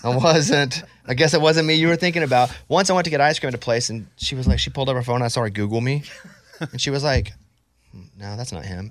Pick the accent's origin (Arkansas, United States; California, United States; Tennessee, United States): Arkansas, United States; I grew up in Arkansas